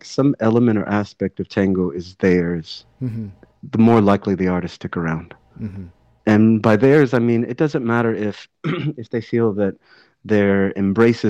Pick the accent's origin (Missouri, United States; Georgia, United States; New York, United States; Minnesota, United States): Georgia, United States; Atlanta; my hometown, in Atlanta.